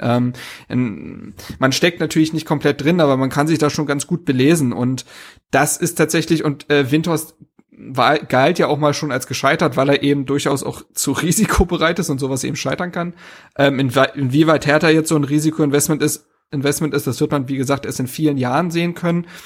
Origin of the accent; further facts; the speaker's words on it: Berlin, Germany; moved away as an adult; now in Greifswald, Germany; Ich bin gebürtiger Berliner, äh, dort geboren und aufgewachsen.